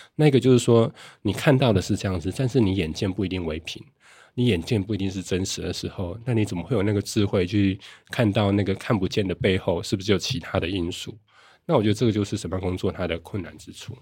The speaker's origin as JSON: {"language": "Chinese", "country": "Taiwan", "said": "我家在云林"}